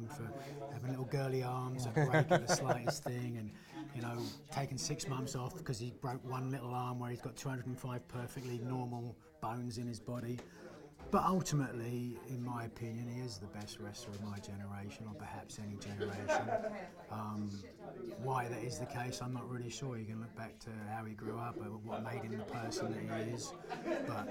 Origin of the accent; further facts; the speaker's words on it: United Kingdom; being a British wrestler